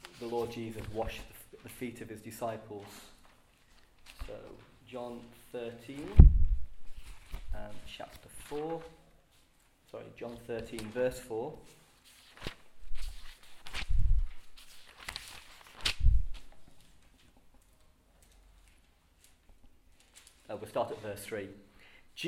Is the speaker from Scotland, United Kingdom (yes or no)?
no; Liverpool, North West England, United Kingdom; As a Scouser